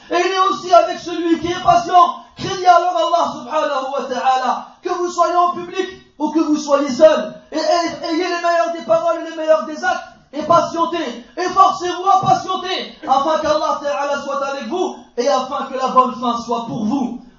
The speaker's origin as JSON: {"language": "French", "country": "France", "tie": "born or raised there", "said": "Moi je suis né en France, j'ai étudié en France, j'ai grandi en France, j'ai une carte française, j'ai étudié le droit en France, j'ai étudié l'économie en France, je suis un Français."}